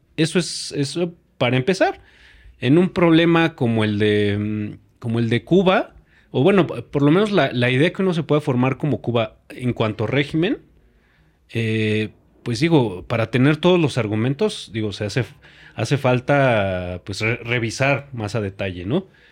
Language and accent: Spanish; Mexico; nosotros como mexicanos